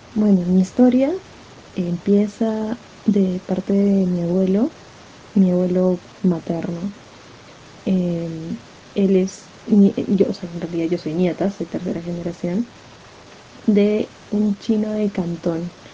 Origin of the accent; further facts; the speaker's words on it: Peru; soy peruana 100%. O sea, por haber nacido aquí